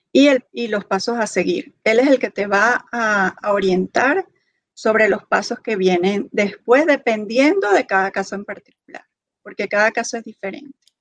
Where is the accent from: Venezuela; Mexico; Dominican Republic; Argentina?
Venezuela; moved away as an adult; now in Kansas, United States; soy venezolana, estudié medicina en Venezuela. tengo pocos años acá en Estados Unidos